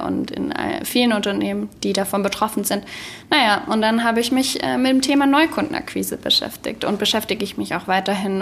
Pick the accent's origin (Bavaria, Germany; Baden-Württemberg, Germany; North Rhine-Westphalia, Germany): Baden-Württemberg, Germany; also born or lived in Stuttgart / Aalen; ich bin ja, wie gesagt, in Baden-Württemberg geboren und aufgewachsen